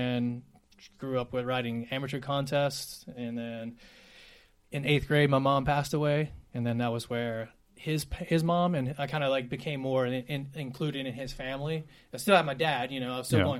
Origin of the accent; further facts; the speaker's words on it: Decatur, Alabama, United States; moved away as an adult; now in Nashville, United States; I was born and raised in Alabama.